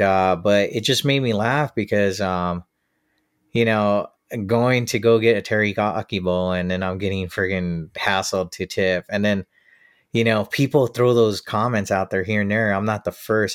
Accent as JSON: {"language": "English", "country": "United States", "said": "I come from the States"}